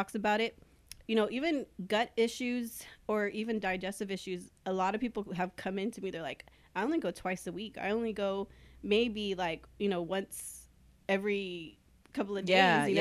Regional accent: Corpus Christi, Texas, United States; I've been born and raised in Corpus, and we're always a little behind on everything

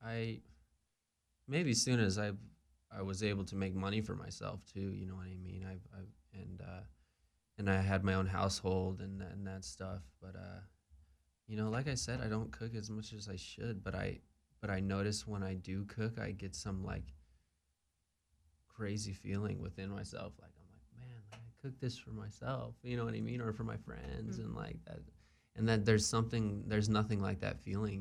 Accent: Long Beach, California, United States; grown up in Southern California

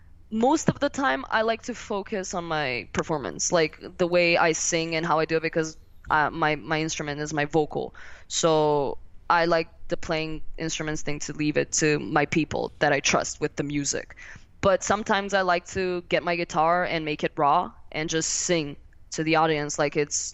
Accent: Milan, Lombardy, Italy; he's from Milan, so we're from Milan

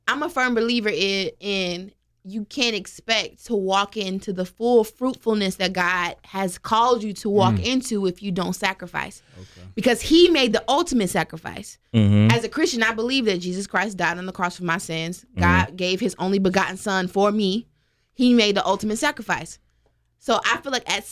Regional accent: Biloxi, Mississippi, United States; I'm from Mississippi, Biloxi, Mississippi

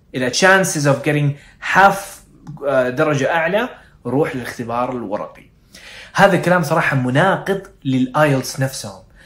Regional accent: Saudi Arabia; واحنا كعرب او كسعوديين

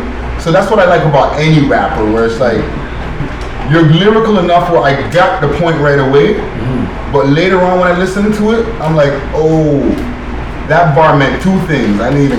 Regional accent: Los Angeles, California, United States; From Los Angeles. Or from different parts of California.

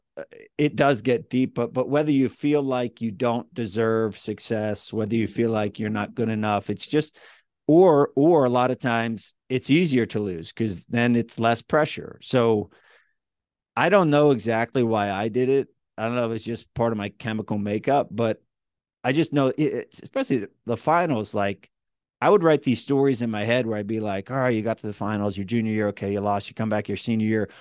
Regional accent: Central Pennsylvania, United States; accent: central PA; my hometown, you know, m, m, mid, middle of Pennsylvania

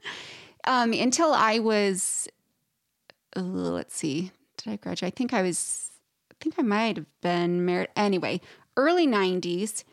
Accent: Idaho, United States; I'm originally from Idaho

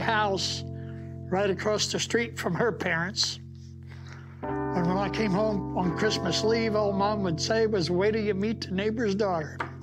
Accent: Hoopeston, Illinois, United States; I'm from Hoopston, Illinois

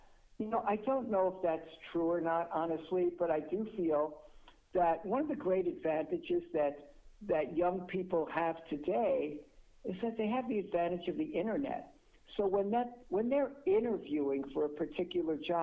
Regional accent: New York, United States; I am a New Yorker

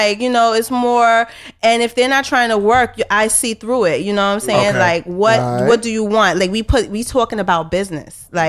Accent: New York City, New York, United States; I'm from Brooklyn, New York

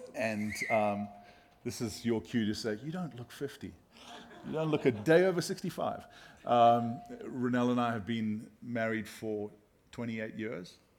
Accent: South Africa; moved away; we're from South Africa

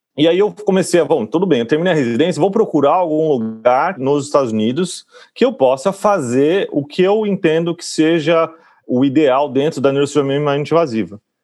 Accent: Campinas, São Paulo, Brazil; moved away; eu sou de Campinas

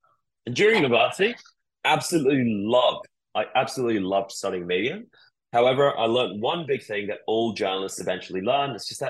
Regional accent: New Zealand; So a little bit about me. I grew up in New Zealand, and I was always madly obsessed about the media.

